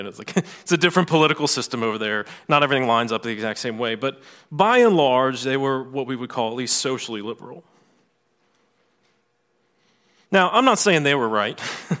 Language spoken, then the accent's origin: English; Virginia, United States; So I grew up in Southeast Virginia in the 80s and 90s.